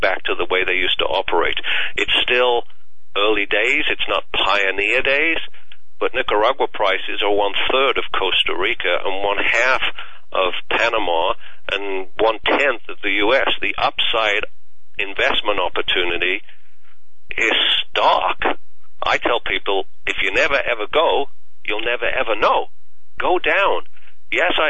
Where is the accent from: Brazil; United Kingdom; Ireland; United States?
United Kingdom; England; moved away; my home country of England